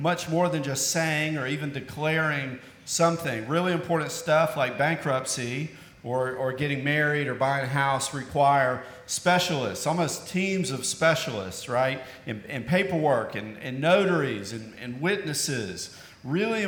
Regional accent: Tennessee, United States; moved away; I'm originally from Tennessee

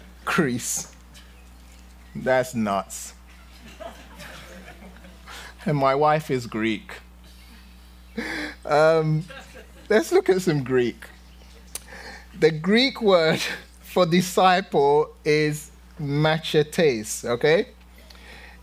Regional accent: London, United Kingdom; moved away; when I was young in London, growing up in London

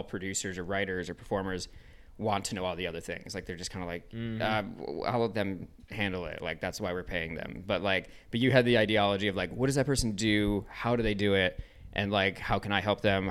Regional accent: Ann Arbor, Michigan, United States; I grew up in Ann Arbor, Michigan

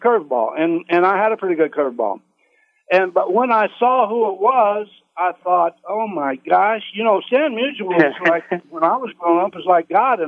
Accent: United States; also born or lived in Kansas City; I grew up in the Kansas City area in a little farming community southeast there

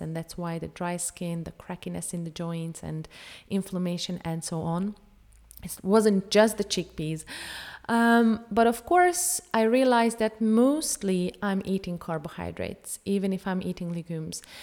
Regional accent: Hungary; I am from Hungary. I have grown up on a traditional Hungarian diet

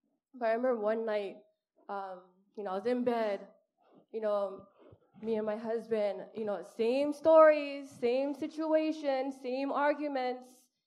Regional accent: Honolulu, Hawaii, United States; I'm from Kalihi, and a single mom

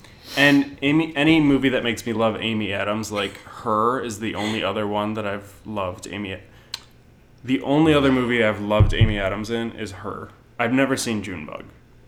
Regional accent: New Zealand; I'm a Kiwi.

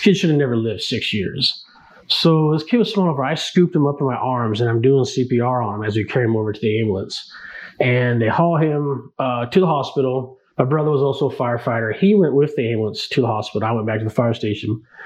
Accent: Northern California, United States; moved away as an adult; now in Omaha, United States; growing up in Northern California, we were exposed to a lot of, uh, you know, the gay community

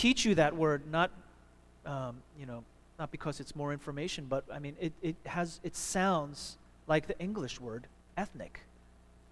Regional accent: United States; I am Korean American

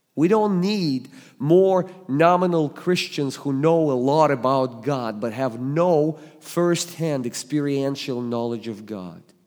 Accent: Russia; English is a second language; moved away as an adult; now in United States; I was born and raised in the Soviet Union

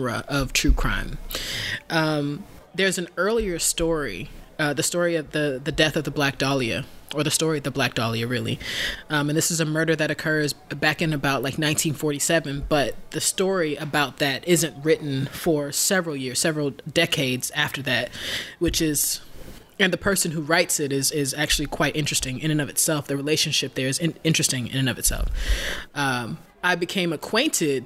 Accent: Alabama, United States; Alabama being my home state

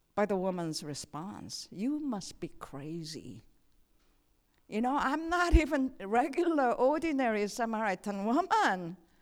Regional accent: South Korea; moved away as an adult; also born or lived in Saint Paul, Minnesota; I come from Korea

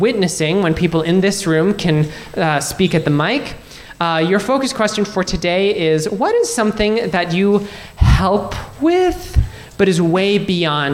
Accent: Minnesota, United States; I was born here in Minnesota, raised here in Minnesota

